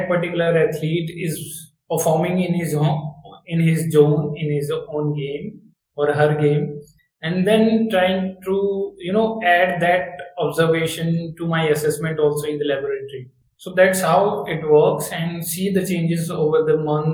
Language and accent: English; Baghpat district, Uttar Pradesh, India; now in Gandhinagar, India; I am basically born and brought up in Bagpat district, Uttar Pradesh. But my life is currently based out of Gandhinagar, Gujarat